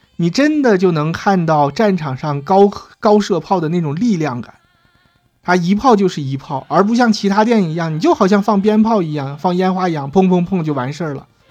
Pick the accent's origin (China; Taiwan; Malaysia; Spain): China; 我们中国人